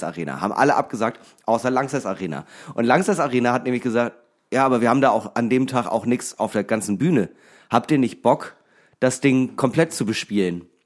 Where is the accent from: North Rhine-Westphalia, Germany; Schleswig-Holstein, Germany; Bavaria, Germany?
Schleswig-Holstein, Germany; Eckernförde; now in Hamburg, Germany; aus meiner Heimat